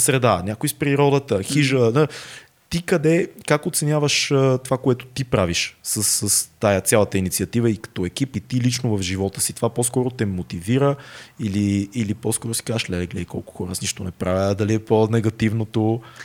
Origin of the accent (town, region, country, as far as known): Bulgaria